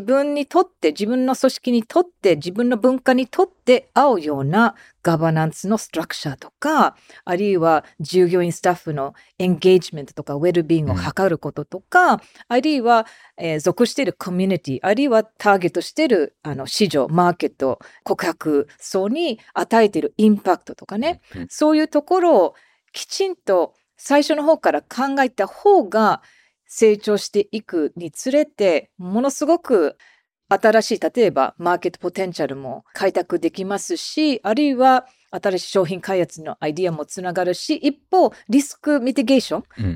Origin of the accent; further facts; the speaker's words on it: United States; now in Japan; 常にまあアメリカ人ですから